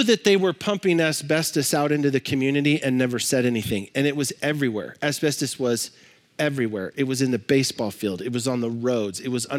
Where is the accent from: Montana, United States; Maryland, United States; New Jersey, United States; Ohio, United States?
Montana, United States; Libby; I grew up in Libby, Montana. If you know anything about Libby, Montana, you know it's the asbestos capital of the world.